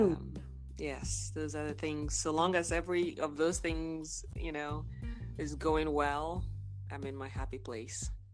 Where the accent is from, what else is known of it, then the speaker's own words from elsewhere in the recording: Nigeria; now in Texas, United States; I am from Nigeria, born and raised. I live here in the US, in Texas.